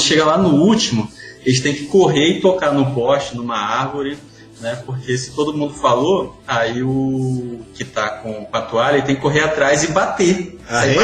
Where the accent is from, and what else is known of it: Pará, Brazil; born or raised there; also born or lived in Baixada Fluminense, Rio de Janeiro